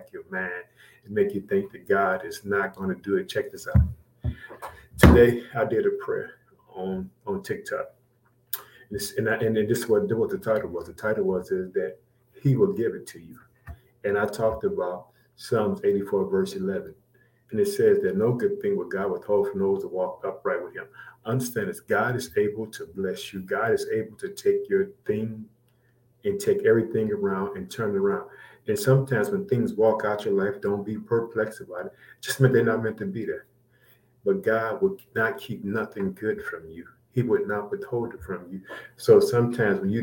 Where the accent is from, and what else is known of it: Chicago, Illinois, United States